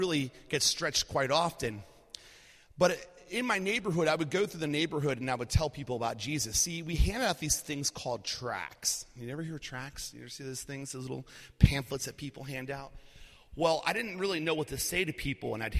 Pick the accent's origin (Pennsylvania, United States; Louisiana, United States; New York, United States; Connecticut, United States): Pennsylvania, United States; Lancaster; also born or lived in outside of Philadelphia, Pennsylvania; we ended up moving from outside of Philadelphia to Lancaster, Pennsylvania, and that's where I'm from. I'm from Lancaster originally